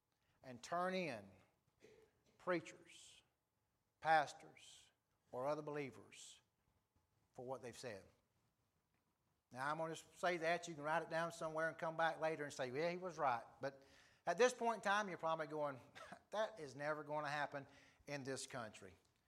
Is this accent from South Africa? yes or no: yes; South Africa; I grew up in South Africa where people lived with half-truths and lies and whispers and nobody said anything outright.